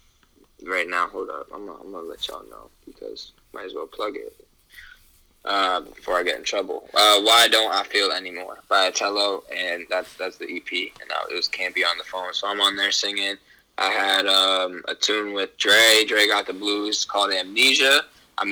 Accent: Portland, Maine, United States; moved away as an adult; now in New York, United States; I love Maine, and I'll always represent it as my hometown

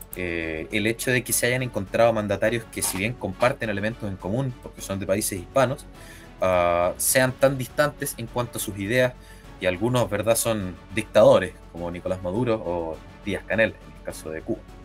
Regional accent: Chile; es más favorable para nosotros como chilenos

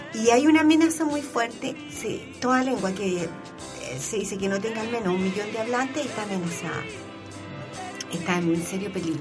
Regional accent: Chile; yo soy una chilena actual, que trabajo en la universidad

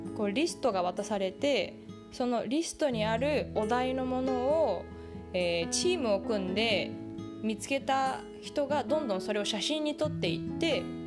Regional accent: Tokyo, Japan; moved away as an adult; also born or lived in Singapore / California; now in Silicon Valley, United States; 私の故郷の東京

